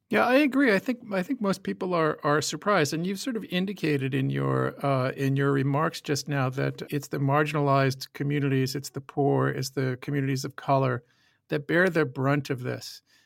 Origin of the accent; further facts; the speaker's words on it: United States; moved away as an adult; now in Saskatoon, Canada; As an American expat, I've been following the twenty twenty presidential election while buried deep, deep in snow here in Saskatoon.